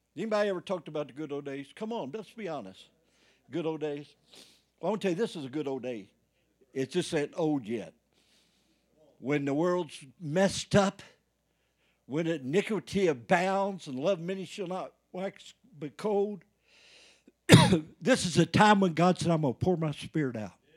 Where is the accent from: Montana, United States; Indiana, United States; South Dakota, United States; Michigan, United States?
Indiana, United States; moved away; I went home back in Indiana